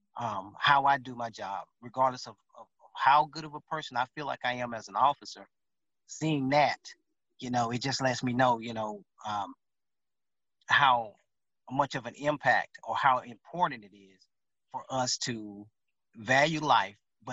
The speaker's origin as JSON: {"language": "English", "region": "Louisiana", "country": "United States", "moved": "yes", "lives_now": "Dallas, United States", "said": "I'm from Louisiana."}